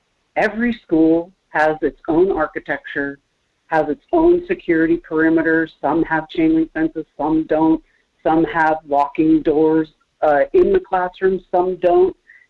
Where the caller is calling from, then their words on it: Kenai, Alaska, United States; Good morning, Michael. … from Kenai.